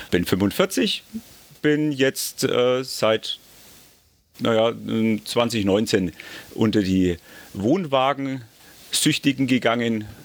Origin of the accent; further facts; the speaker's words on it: Bad Windsheim, Bavaria, Germany; Ja, ich komme aus Bad Windsheim, das ist in Mittelfranken, also ein bisschen nördlicher dann schon wieder.